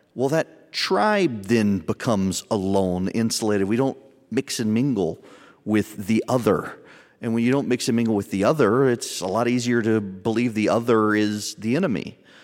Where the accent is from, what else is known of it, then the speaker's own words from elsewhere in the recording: the South, United States; I'm from the South